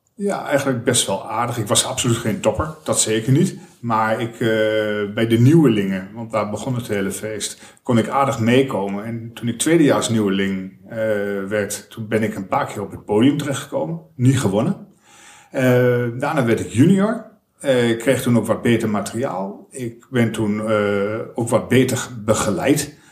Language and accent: Dutch; Almelo, Overijssel, Netherlands; moved away as an adult; also born or lived in Enschede / Amersfoort; Ik heb in Almelo gewoond tot mijn, ik denk 21ste